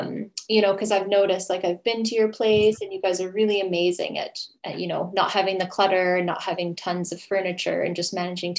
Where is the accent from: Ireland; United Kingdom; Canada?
Canada; now in Sweden; I'm originally from Canada, and I live in Sweden with my husband, four cats